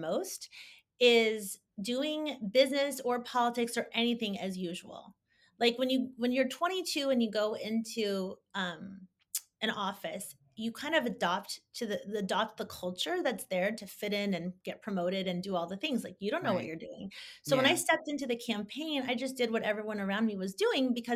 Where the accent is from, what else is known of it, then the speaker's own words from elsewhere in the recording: Bay Area, California, United States; I'm still from the Bay Area